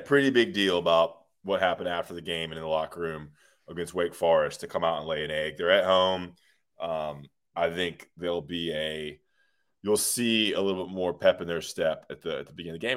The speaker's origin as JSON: {"language": "English", "town": "Greensboro", "region": "North Carolina", "country": "United States", "said": "I'm from Greensboro, uh, the, the most west of us, North Carolina."}